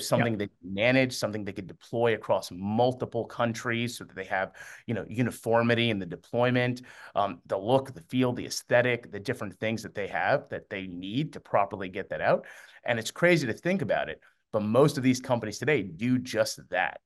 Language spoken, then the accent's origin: English; Miami, Florida, United States; also born or lived in Amman, Jordan; I was born in Amman, Jordan, and I moved here to Miami when I was three